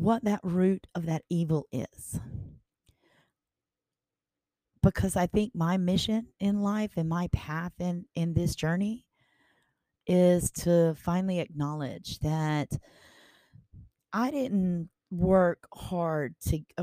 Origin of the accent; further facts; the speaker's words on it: Baton Rouge, Louisiana, United States; also born or lived in Montana; as I'm sitting here in Baton Rouge, I am watching all the people in my city. This is my hometown